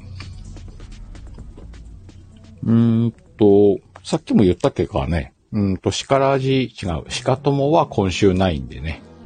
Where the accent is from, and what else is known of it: Aomori, Japan; born or raised there